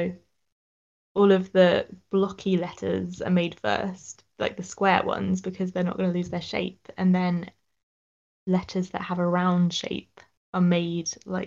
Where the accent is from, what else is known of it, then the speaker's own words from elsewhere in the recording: Sussex, South East England, United Kingdom; I'm from Sussex